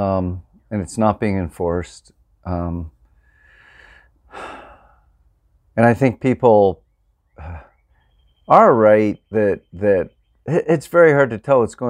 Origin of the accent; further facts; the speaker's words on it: Pennsylvania, United States; moved away; also born or lived in Vermont; I grew up farming in Pennsylvania, but I became an organic farmer in Vermont.